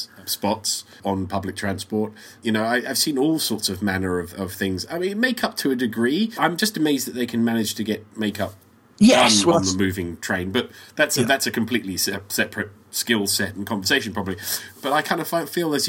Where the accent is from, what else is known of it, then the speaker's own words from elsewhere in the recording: London, United Kingdom; being a Brit and a Londoner